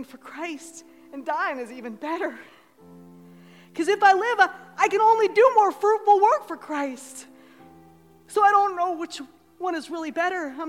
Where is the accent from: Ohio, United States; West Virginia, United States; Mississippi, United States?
Ohio, United States; moved away; we're from Ohio